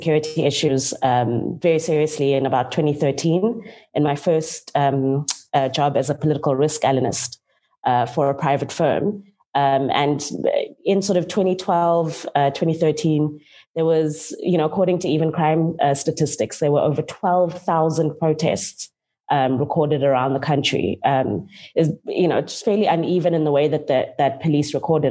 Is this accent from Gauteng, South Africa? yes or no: no; Cape Town, Western Cape, South Africa; also born or lived in George; I'm from Cape Town and grew up between George and Cape Town in the Western Cape.